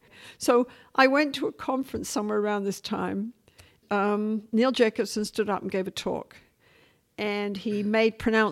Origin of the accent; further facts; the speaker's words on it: Vancouver, British Columbia, Canada; I'm the lady from Vancouver